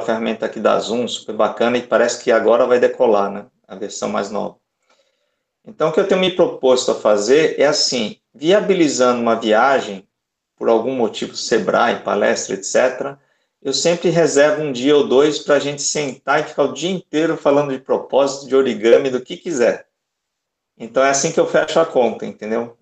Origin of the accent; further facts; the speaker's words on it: Salvador, Bahia, Brazil; eu sou de Salvador.